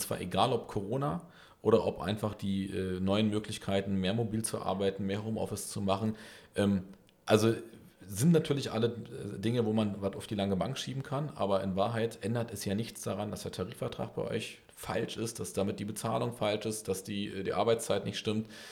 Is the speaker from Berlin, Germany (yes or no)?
yes; Berlin, Germany; ich bin Berliner